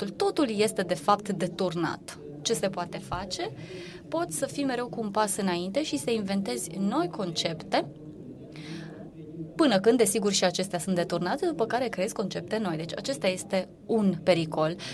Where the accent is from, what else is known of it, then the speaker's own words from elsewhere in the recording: Bucharest, Romania; born there; now in Cluj-Napoca, Romania; Eu, de exemplu, m-am născut la București și nu m-am simțit liberă când eram uh, copil, pentru că părinții mei nu mă lăsau să fug pe iarbă.